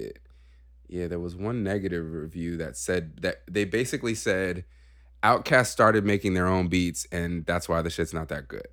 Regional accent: California, United States; moved away; we're from California

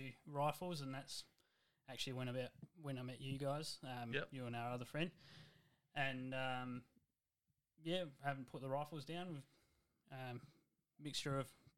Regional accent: Gawler, South Australia, Australia; also born or lived in Clare, South Australia; I've born and bred in Gawler

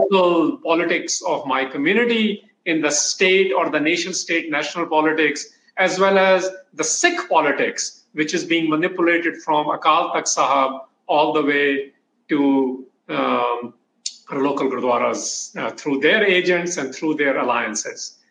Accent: Kansas City, United States; growing up in Kansas City

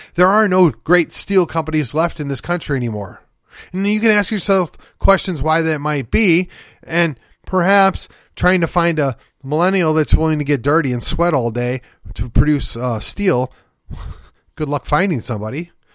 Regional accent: Milwaukee, Wisconsin, United States; moved away as an adult; now in Texas, United States; I grew up in Milwaukee

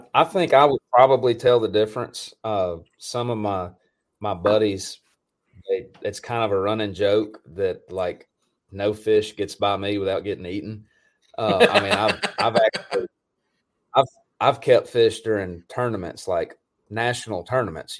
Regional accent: Tennessee, United States; also born or lived in Mississippi; I'm from Tennessee, but I have I have very close ties to Mississippi

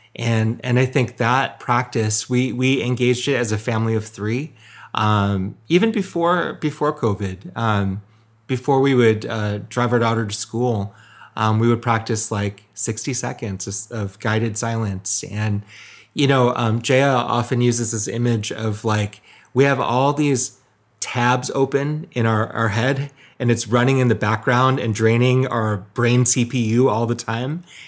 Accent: Michigan, United States; my ethnic background is Korean, um, but I was born and raised in Michigan. So full, full-on Michigander

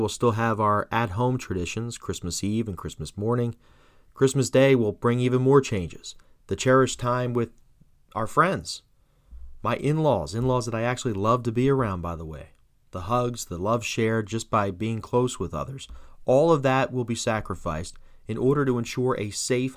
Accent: New Jersey, United States; Born and raised in South Jersey

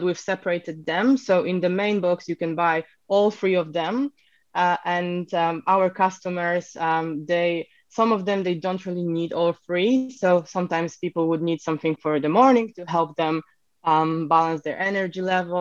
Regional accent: Poland; moved away as an adult; also born or lived in Edinburgh / Bristol; now in United Kingdom; I'm actually originally from Poland. So I came to the UK nearly 7 years ago now.

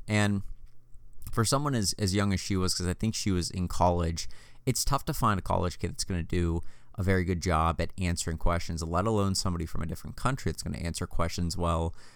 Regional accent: United States; born and raised in the United, United States of America

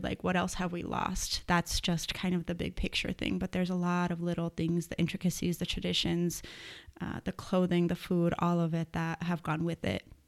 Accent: Las Cruces, New Mexico, United States; also born or lived in Austin, Texas; was born and raised in Las Cruces, New Mexico.

